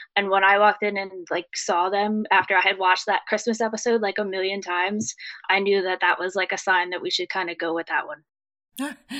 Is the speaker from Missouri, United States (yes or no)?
no; New Jersey, United States; We are from New Jersey